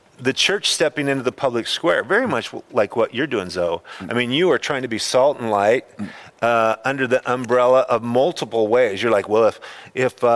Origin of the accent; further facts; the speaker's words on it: Idaho, United States; now in California, United States; I'm from Idaho